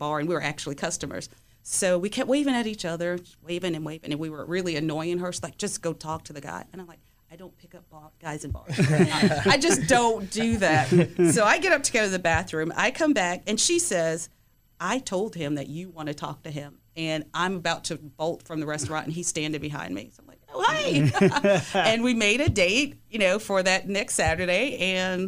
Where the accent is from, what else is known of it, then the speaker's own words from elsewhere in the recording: New York City, New York, United States; moved away; also born or lived in Greensboro; I grew up in the South Bronx in New York.